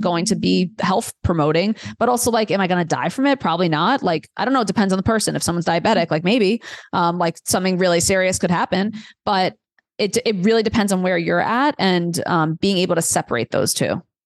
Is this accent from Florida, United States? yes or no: no; New York City, New York, United States; moved away as an adult; also born or lived in Delaware; I grew up in Queens, New York, like really diverse, amazing place for a million reasons.